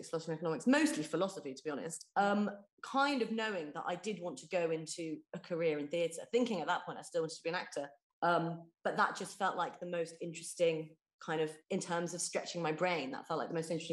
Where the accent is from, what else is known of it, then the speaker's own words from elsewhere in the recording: West Country, South West England, United Kingdom; I grew up in the West Country